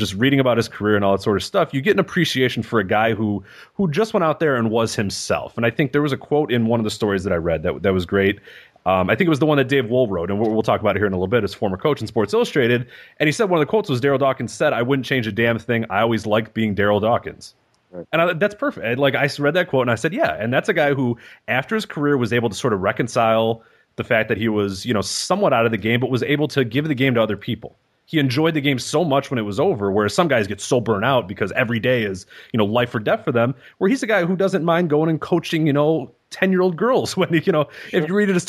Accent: Chicago, Illinois, United States; I grew up in Chicago

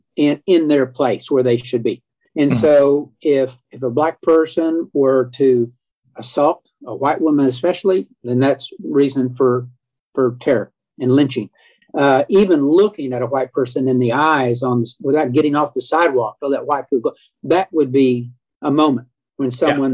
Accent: Edmond, Oklahoma, United States; Growing up in Edmond, we had zero black families here

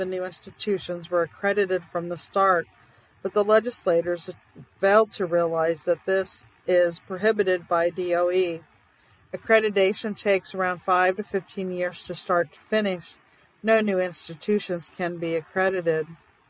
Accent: South Dakota, United States; in my home state of South Dakota

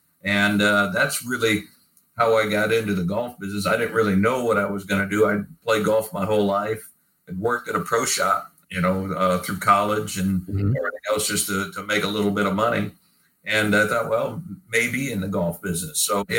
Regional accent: Indiana, United States; moved away as an adult; also born or lived in Alabama; now in Southern Pines, United States; I came from Indiana

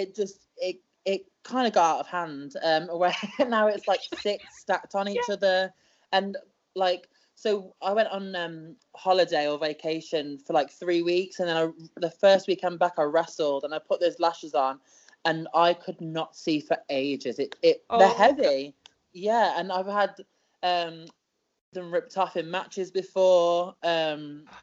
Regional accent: United Kingdom; I am a British wrestler

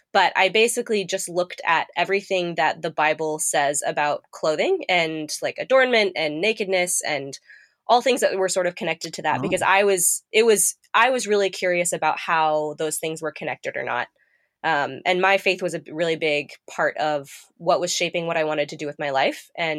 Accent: Manila, Metro Manila, Philippines; I grew up overseas in Manila, Philippines, and I grew up around a lot of poverty, quite frankly, and there's a lot of uneven development.

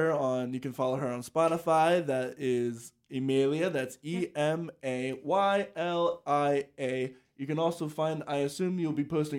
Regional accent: Salisbury, Maryland, United States; I'm from Salisbury, Maryland

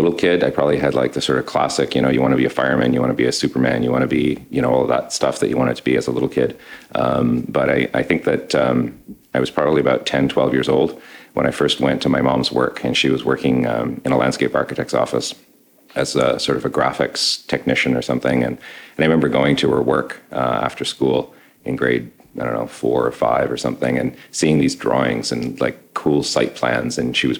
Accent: Ottawa, Ontario, Canada; So I'm an architect. I'm a dad, and I'm from Ottawa.

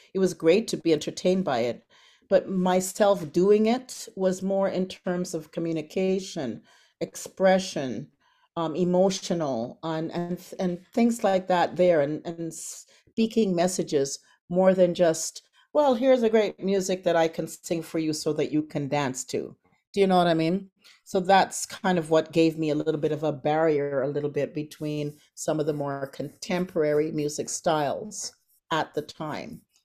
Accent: Toronto, Ontario, Canada; also born or lived in Antigua; I was flying from Antigua to Canada at the age of three.

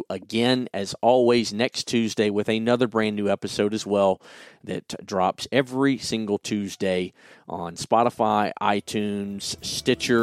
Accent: South Carolina, United States; right here in my home state, as well as our executive director, Bob Inglis's home state of South Carolina

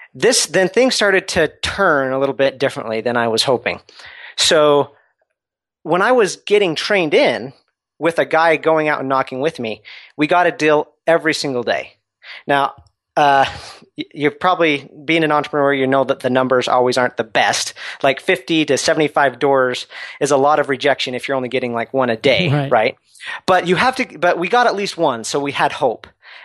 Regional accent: Utah, United States; I'm from Utah originally, and I went out to Southern California

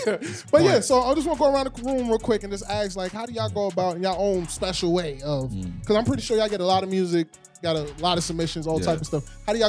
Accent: New York, United States; I'm from New York, so, you know, we got this real cutthroat kind of vibe about us.

